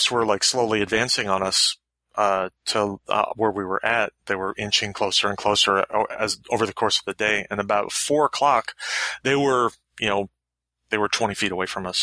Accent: Florida, United States; moved away; also born or lived in West Coast; when I grew up in the South, I grew up in Florida

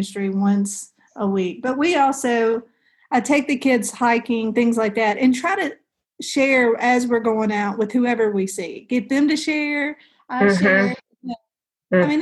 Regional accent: the South, United States; we're from the South

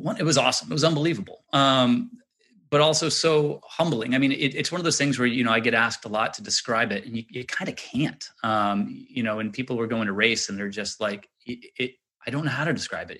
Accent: Little Diamond Island, Maine, United States; growing up on Little Diamond Island

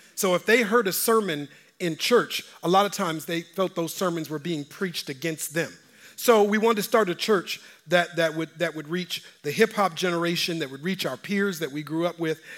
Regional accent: Minneapolis, Minnesota, United States; I'm from Minneapolis. I graduated from North High School

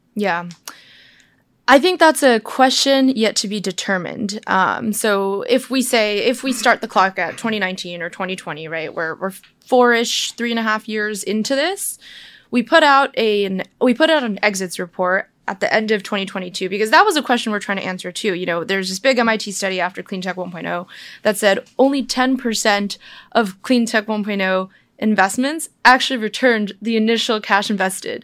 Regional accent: United States; I'm Chinese. I'm American born, but Chinese

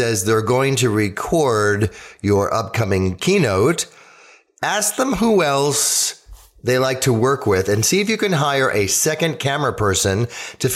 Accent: Elk Grove Village, Illinois, United States; My hometown is in a suburb of Chicago called Elk Grove Village

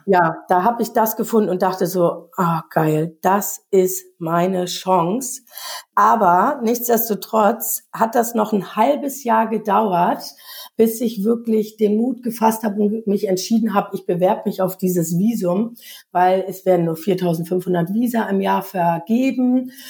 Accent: East Germany, Germany; moved away; ich bin in der DDR groß geworden

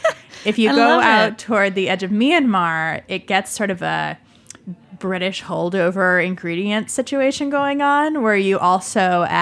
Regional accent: California, United States; also born or lived in Yunnan; We're in the East Bay now in California, and I'm from California, so we're enjoying it there. And the East Bay is a very interesting part of the world with people from all over living there.

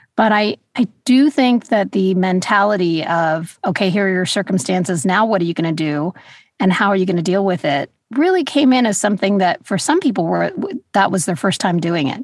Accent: Los Angeles, California, United States; also born or lived in New York; I grew up in Los Angeles, I really feel like Los Angeles is more of home

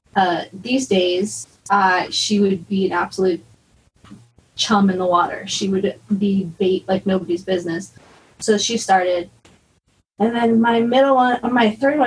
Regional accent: Alhambra, California, United States; I'm from Alhambra, California

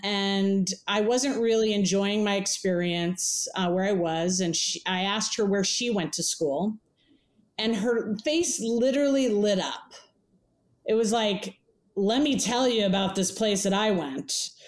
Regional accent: San Diego, California, United States; also born or lived in Oakland, California; I came from the town of San Diego. I grew up in Southern California. Where did I come from? My dad's an immigrant from Cuba. Mom was an artist out of the East Coast.

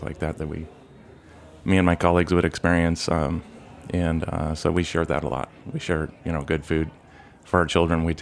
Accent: Nebraska, United States; I grew up in Nebraska also

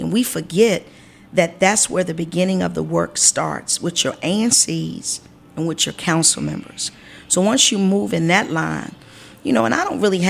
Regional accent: Washington, District of Columbia, United States; I grew up in Ward 1, not far from here

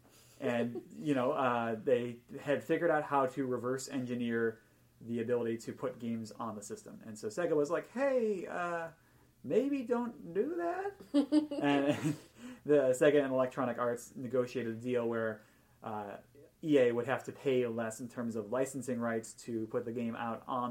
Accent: Buffalo, New York, United States; my hometown of Buffalo, New York

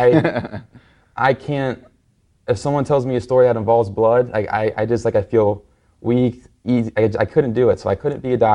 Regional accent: Cincinnati, Ohio, United States; moved away as an adult; now in Miami, United States; I currently live in Miami, but I was born and raised in Cincinnati, Ohio

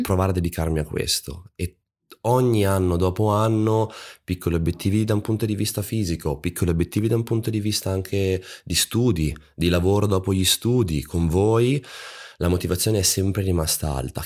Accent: Monza, Lombardy, Italy; io sono di Monza vicino a Milano

